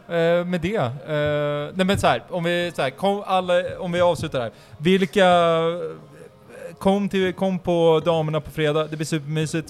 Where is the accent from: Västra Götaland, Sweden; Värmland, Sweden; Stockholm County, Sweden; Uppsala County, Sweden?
Uppsala County, Sweden; Uppsala; bor i Norby. Min, min ädla stadsdel där jag är uppvuxen